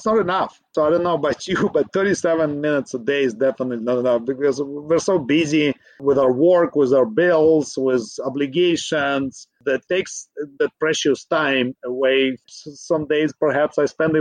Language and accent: English; Ukraine; now in Bay Area, United States; Originally, I'm from Ukraine